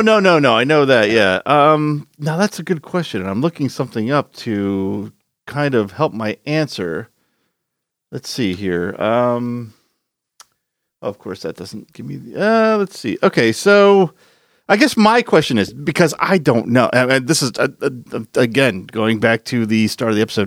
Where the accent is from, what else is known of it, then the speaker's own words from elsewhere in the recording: Philadelphia, Pennsylvania, United States; moved away; I am originally from Philadelphia